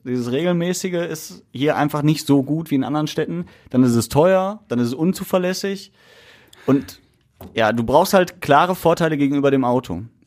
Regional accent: Essen, North Rhine-Westphalia, Germany; bei uns in Essen

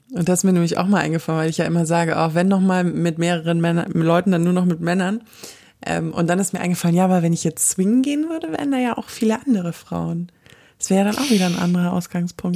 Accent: Southern Germany, Germany; Wir kommen beide aus Süddeutschland

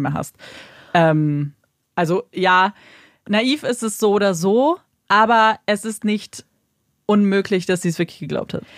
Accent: Germany; bei uns in Deutschland

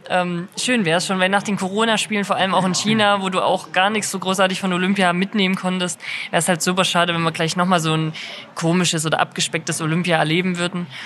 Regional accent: Buchholz, Saxony, Germany; Also ich bin in Buchholz aufgewachsen und da auch zur Grundschule gegangen

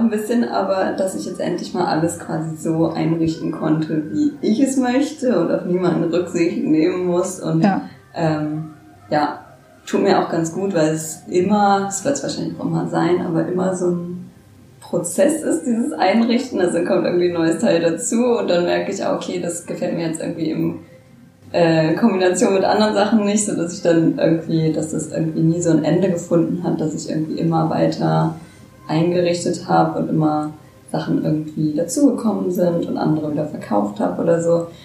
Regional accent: Braunschweig, Lower Saxony, Germany; Ich komme aus Braunschweig, bin sogar gebürtige Braunschweigerin

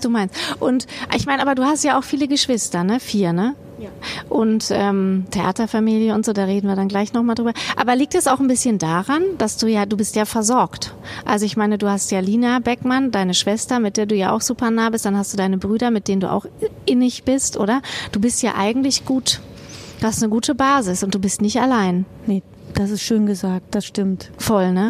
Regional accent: Kassel, Hesse, Germany; now in Bochum, Germany; wenn ich dann in Kassel bin, oh, ich hätte das gerne als meine Heimat

